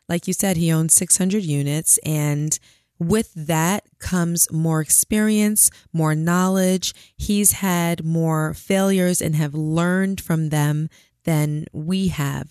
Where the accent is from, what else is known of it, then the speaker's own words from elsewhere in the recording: New York City, New York, United States; also born or lived in Queens / Long Island; I'm originally from Brooklyn.